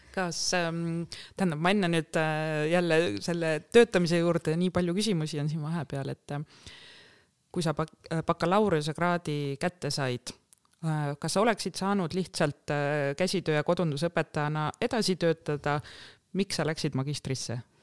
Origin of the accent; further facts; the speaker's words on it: Tartu, Tartu County, Estonia; põline tartlane